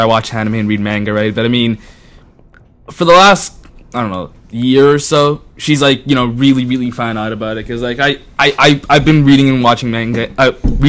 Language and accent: English; Canada; also born or lived in Italy; I was born in Italy. Mm-hmm. And I lived there for the first 5 years of my life. Then I came to Canada